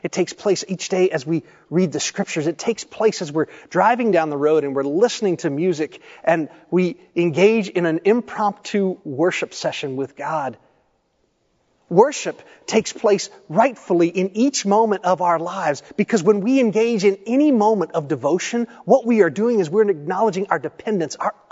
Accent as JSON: {"language": "English", "region": "Tennessee", "country": "United States", "tie": "born or raised there", "also_born_or_lived": "Ohio", "said": "I grew up in Tennessee, I was actually born in Ohio. I don't remember much of living there. We moved when I was quite young"}